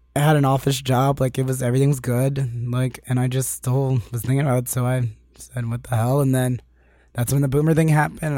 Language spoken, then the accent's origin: English; Annapolis, Maryland, United States; moved away as an adult; now in Los Angeles, United States; I'm originally from Annapolis, Maryland. It's, like, twenty minutes outside of D C